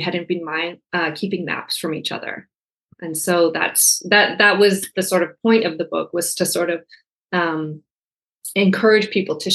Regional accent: Canada; I'm Canadian.

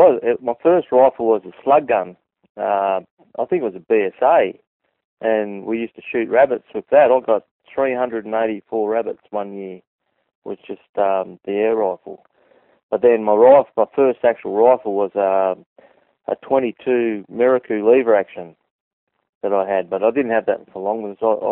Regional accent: Australia; born there; all my family's born in Papua New Guinea, but I was born in Australia.

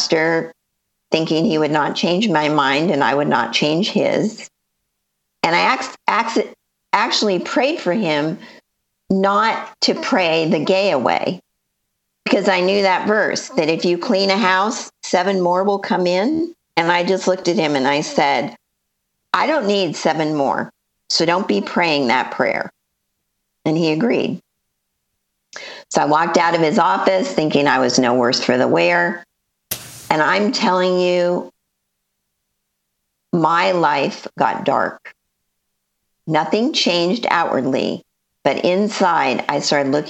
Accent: Los Angeles, California, United States; moved away as an adult; also born or lived in Northeast Ohio; now in Ohio, United States; I lived there my whole life, born and raised in the San Fernando Valley.

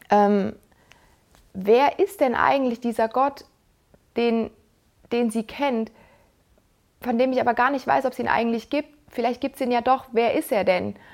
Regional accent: Mannheim, Baden-Württemberg, Germany; ich bin in Mannheim aufgewachsen und wir haben dort den Neckar und den Rhein.

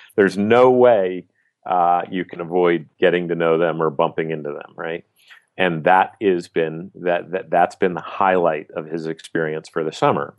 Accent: Southern California, United States; I grew up in Southern California

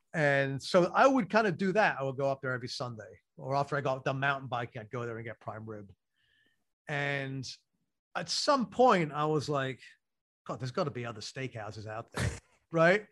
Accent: London, United Kingdom; moved away; so I grew up in London

